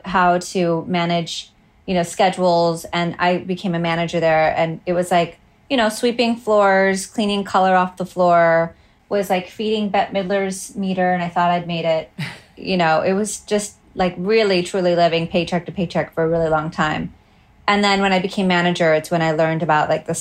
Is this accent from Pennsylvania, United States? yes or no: no; Utah, United States; moved away as an adult; also born or lived in Hawaii; now in Los Angeles, United States; I am originally from Hawaii in Utah. I moved to LA 20 years ago